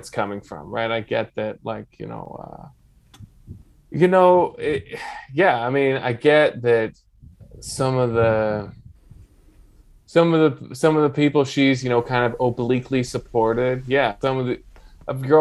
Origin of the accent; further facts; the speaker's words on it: United States; moved away as an adult; also born or lived in Carinthia, Austria; now in Austria; being an American abroad, being gone for these 6 or 7 years